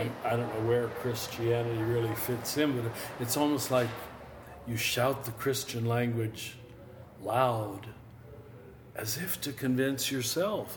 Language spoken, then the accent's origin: English; Kansas, United States; I was raised in Kansas Roman Catholic German farmer family.